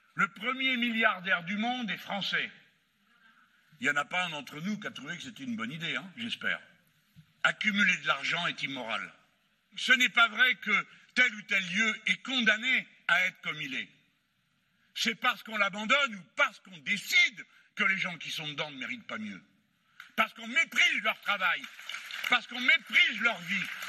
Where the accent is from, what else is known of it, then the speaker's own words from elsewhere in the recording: France; on est français